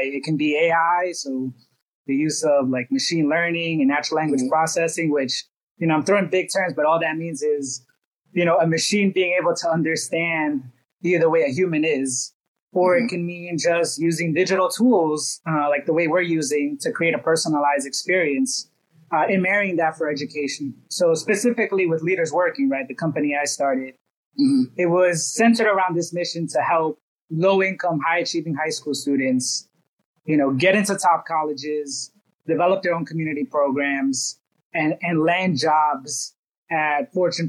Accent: New York City, New York, United States; grew up from a humble beginnings in Brooklyn, New York.

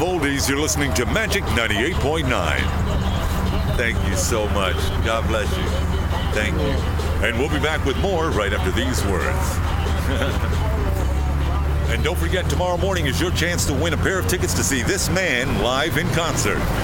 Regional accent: New York City, New York, United States; moved away; also born or lived in Ohio; I was born and raised in Brooklyn, New York

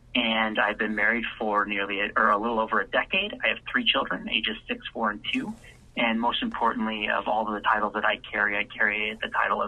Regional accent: South Central Idaho, United States; now in Chicago, United States; I'm from Idaho and I grew up on a farm in South Central Idaho. The environment that I grew up in, I lived actually less than 20 minutes away from an internment camp when the Japanese were interned during World War II.

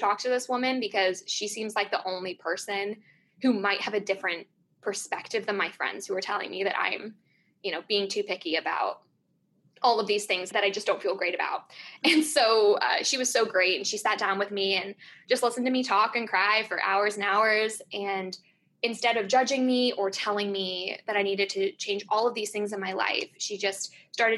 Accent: California, United States; I grew up in California.

